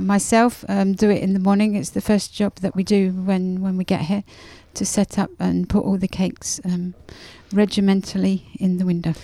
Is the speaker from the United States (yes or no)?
no; England, United Kingdom; moved away as an adult; now in Grenoble, France; Being English, we like fresh cream